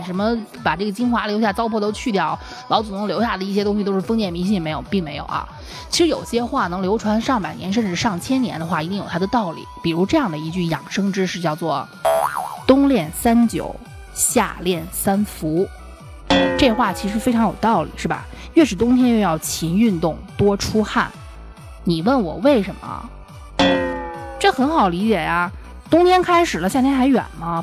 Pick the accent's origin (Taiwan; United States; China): China; Northwest China; 我是西北人